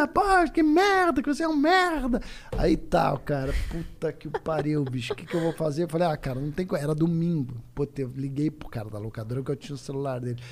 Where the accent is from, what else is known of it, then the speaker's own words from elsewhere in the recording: Curitiba, Paraná, Brazil; eu sou de Curitiba